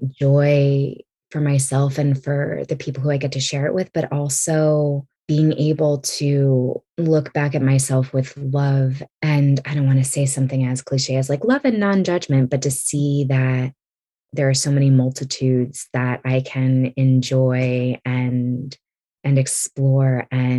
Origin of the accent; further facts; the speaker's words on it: California, United States; born there; I was born on the West Coast. I was born in California